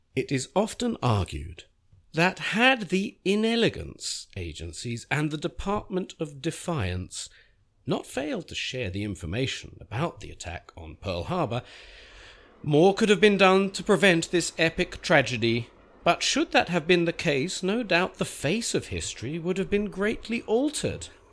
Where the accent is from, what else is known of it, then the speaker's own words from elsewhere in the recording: Beechwood Park Preparatory School, East of England, United Kingdom; moved away; I learnt English grammar in the nineteen seventies at Beechwood Park Preparatory School for Boys